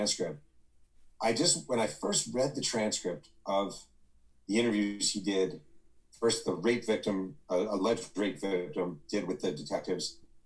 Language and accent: English; New York, United States; moved away as an adult; now in California, United States; I've been out here for 6 years in California. I'm from New York